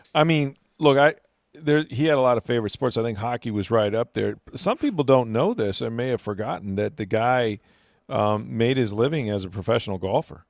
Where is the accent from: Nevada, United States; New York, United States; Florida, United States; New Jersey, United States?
Florida, United States; I grew up in Florida